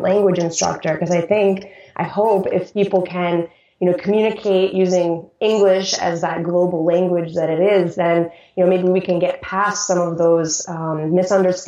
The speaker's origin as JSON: {"language": "English", "region": "Hawaii", "country": "United States", "tie": "born or raised there", "also_born_or_lived": "Minnesota / Japan", "said": "when I was 10, my family and I moved from Minnesota, where I was born, out to Hawaii"}